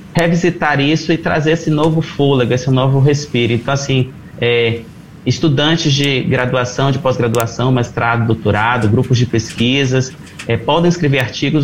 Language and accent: Portuguese; Brazil